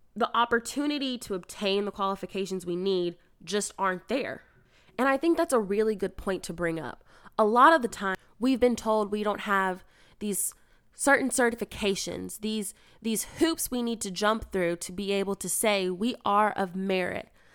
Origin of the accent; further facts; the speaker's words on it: United States; being an American